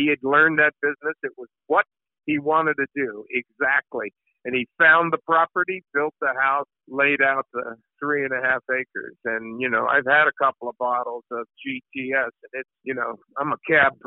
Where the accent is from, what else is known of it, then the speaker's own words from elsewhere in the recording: Baltimore, Maryland, United States; my hometown of Baltimore